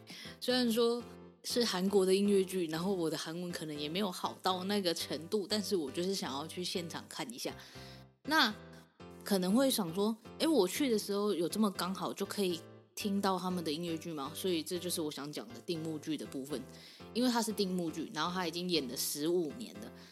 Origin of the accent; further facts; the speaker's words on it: Taiwan; 我们台湾人